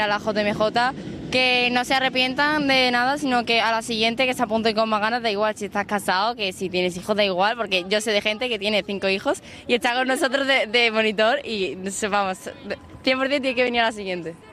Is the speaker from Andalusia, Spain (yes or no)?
yes; Málaga, Andalusia, Spain; somos de Málaga, de la parroquia de San Patricio